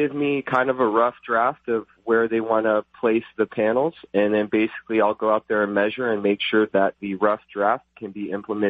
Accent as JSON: {"language": "English", "town": "Costa Mesa", "region": "California", "country": "United States", "tie": "born or raised there", "said": "I am 32 years old, and I grew up in Costa Mesa, California."}